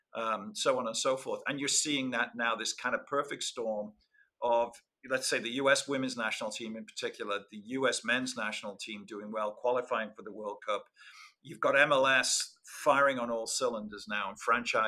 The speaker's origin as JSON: {"language": "English", "town": "Liverpool", "region": "North West England", "country": "United Kingdom", "tie": "born or raised there", "moved": "as an adult", "lives_now": "Santa Barbara, United States", "said": "when I was a kid, growing up in Liverpool"}